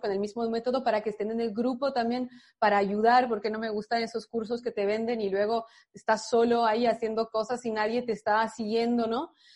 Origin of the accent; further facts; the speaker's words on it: France; moved away; yo crecí en Francia, pero mis padres son de, son extranjeros